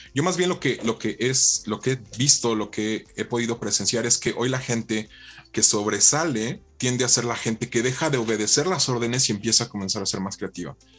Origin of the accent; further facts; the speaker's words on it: Mexico; parte de la educación que, hemos tenido como mexicanos